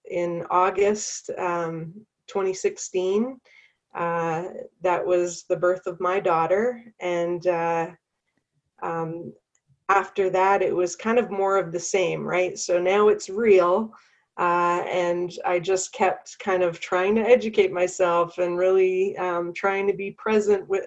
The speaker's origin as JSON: {"language": "English", "country": "Canada", "accent": "Canadian", "moved": "yes", "lives_now": "North Carolina, United States", "said": "I am originally from Canada. So if you hear a Canadian accent, that's why. Um, but I currently live in North Carolina"}